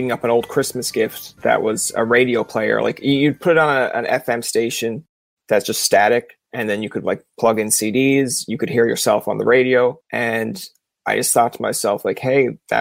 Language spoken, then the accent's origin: English; Newfoundland and Labrador, Canada; now in Ottawa, Canada; I'm from the East Coast.